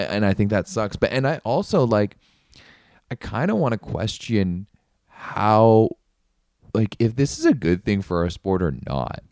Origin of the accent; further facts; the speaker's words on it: Canada; I'm Canadian. We're sitting pretty up here